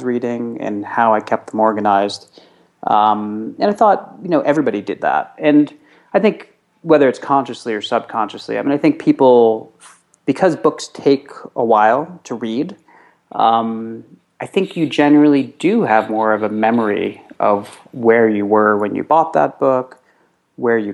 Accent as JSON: {"language": "English", "town": "New York City", "region": "New York", "country": "United States", "tie": "born or raised there", "said": "a 13-year-old boy growing up in New York City"}